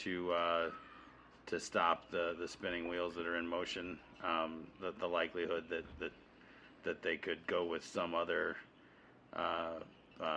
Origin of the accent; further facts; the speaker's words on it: Oklahoma, United States; now in Colorado, United States; I'm from Oklahoma